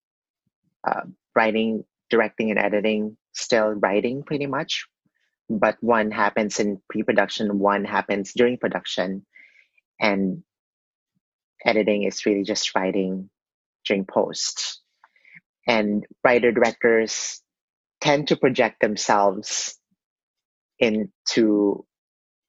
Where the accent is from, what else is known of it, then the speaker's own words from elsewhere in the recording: Philippines; growing up in the Philippines